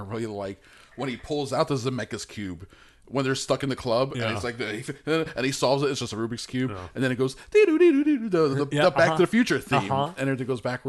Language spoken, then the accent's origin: English; Malaysia; also born or lived in United Kingdom; I'm Malaysia, but also I'm British.